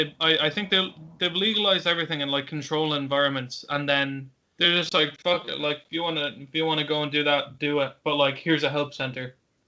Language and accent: English; Ireland